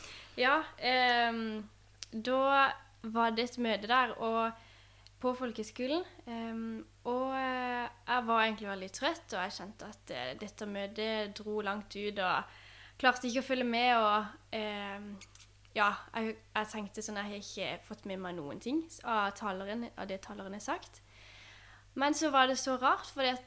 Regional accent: Vennesla, Agder, Norway; moved away; Jeg er jo oppvokst i Vennesla, eh, og i Vennesla frikirke

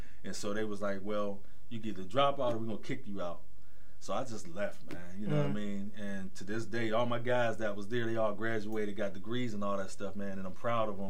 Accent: Braddock, Pennsylvania, United States; growing up in the Braddock area, North Braddock and Rankin

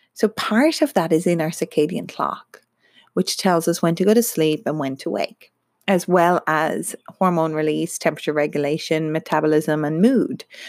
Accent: Ireland; now in Melbourne, Australia; I'm Irish and come from Ireland

